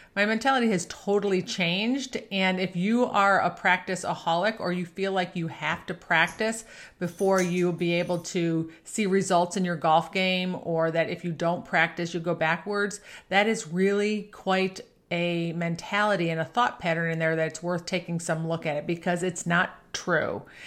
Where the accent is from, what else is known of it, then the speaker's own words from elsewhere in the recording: Buffalo, New York, United States; I grew up playing golf in Buffalo, New York